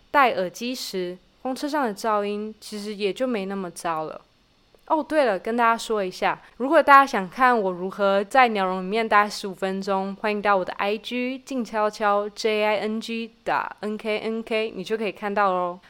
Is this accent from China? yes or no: no; Taiwan; moved away as an adult; now in Israel; 我在二十出头的时候选择从四面环海的台湾飞到了四面环敌的以色列当志工